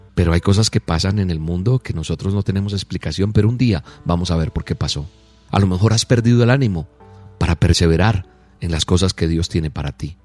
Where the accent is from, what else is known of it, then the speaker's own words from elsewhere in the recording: Colombia; soy colombiano